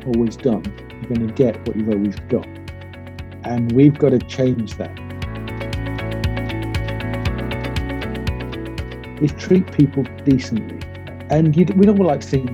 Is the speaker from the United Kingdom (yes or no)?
yes; Manchester, North West England, United Kingdom; I was born in Manchester, supported Manchester United as a child